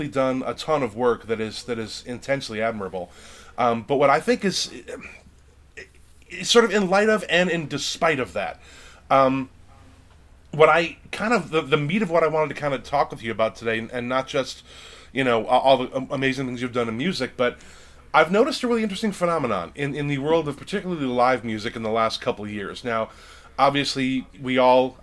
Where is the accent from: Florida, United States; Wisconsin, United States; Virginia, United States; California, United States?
Wisconsin, United States; Lake Geneva; I grew up in Lake Geneva, Wisconsin, which is a very touristy, lake-based kind of a town in southeastern Wisconsin